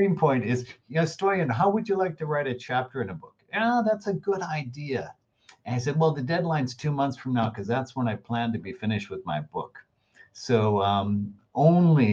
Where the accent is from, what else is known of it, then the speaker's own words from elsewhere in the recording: United States; I'm an American